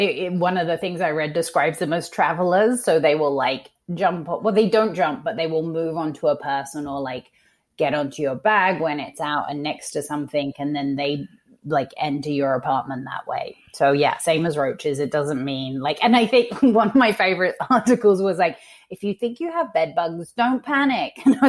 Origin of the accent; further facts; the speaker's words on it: South East England, United Kingdom; So I'm from just outside of London. My parents are from London. As a child, I grew up in just outside of London in a county called Surrey and had a very neutral accent.